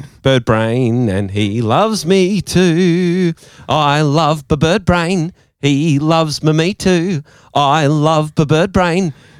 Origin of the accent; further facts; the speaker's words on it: Gold Coast, Queensland, Australia; I grew up on the Goldie.